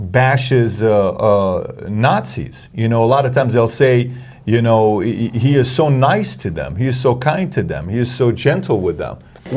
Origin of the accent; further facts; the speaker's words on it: Iran; now in United States; I'm half Armenian, half Assyrian, born and raised in Iran.